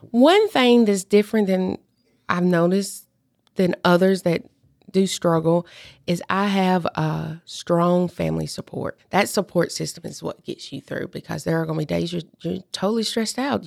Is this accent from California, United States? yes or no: no; Union City, Tennessee, United States; also born or lived in Clarksville, Tennessee; Obion County, I am from Union City.